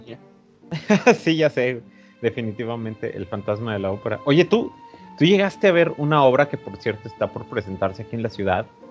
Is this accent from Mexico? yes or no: yes; Mexico; somos de México